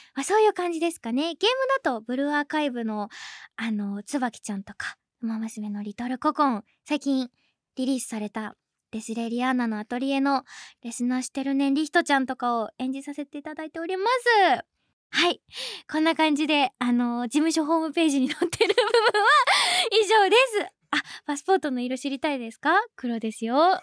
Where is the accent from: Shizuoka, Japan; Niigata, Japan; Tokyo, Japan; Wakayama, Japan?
Wakayama, Japan; 出身地は、みーたんと一緒の和歌山県